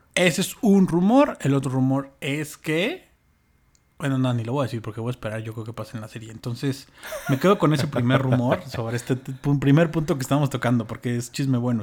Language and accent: Spanish; Mexico